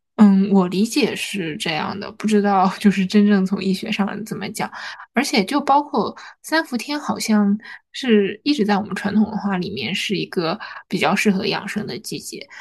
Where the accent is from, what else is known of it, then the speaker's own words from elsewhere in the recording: Harbin, Heilongjiang, China; 就是我们哈尔滨人冬天也是吃冰淇淋的